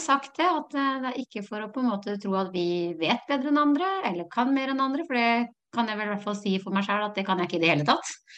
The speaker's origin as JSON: {"language": "Norwegian", "town": "Notodden", "region": "Vestfold og Telemark", "country": "Norway", "said": "jeg er jo fra Råneby, Notodden"}